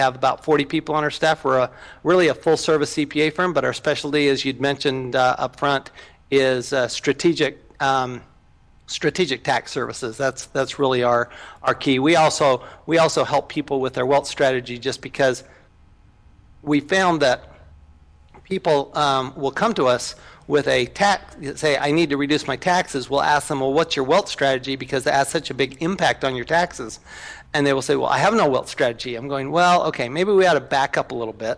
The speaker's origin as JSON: {"language": "English", "town": "Salt Lake City", "region": "Utah", "country": "United States", "tie": "born or raised there", "said": "I grew up in Salt Lake City, Utah"}